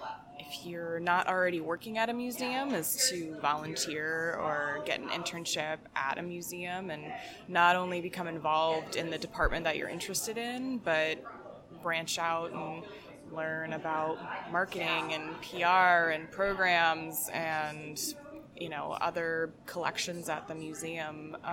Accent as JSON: {"language": "English", "region": "Delaware", "country": "United States", "lives_now": "Rochester, United States", "said": "Mostly Delaware. I've moved around a lot, though."}